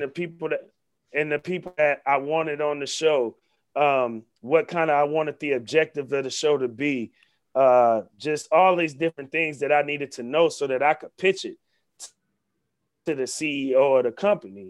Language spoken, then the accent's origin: English; Vallejo, California, United States; my partner Zay, who I grew up with in North Vallejo since we was six, seven years old